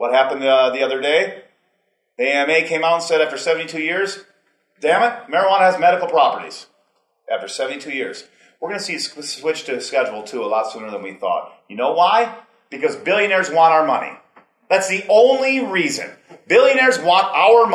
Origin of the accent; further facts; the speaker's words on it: Wisconsin, United States; also born or lived in Colorado; now in Montana, United States; I'm from Wisconsin